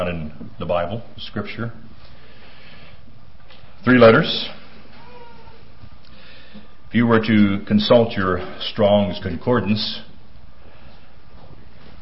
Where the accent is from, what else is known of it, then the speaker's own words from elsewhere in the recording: Pennsylvania, United States; accent: Pennsylvania; now in Minnesota, United States; I was born in Pennsylvania and moved to Minnesota. And actually, I've lived in Minnesota longer than I have in Pennsylvania.